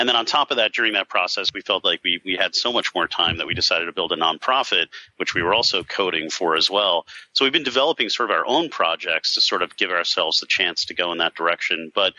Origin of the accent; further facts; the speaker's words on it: South Africa; In fact, I'm from South Africa originally, so I've thought about potentially taking things over there because they're about 4 years behind us.